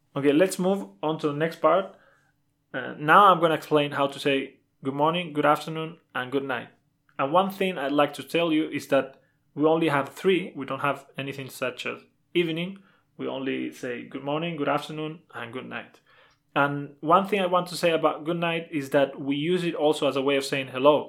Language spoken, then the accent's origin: English; Málaga, Andalusia, Spain; first language Spanish; English is a second language; I'm from Malaga, but we're both native in Spanish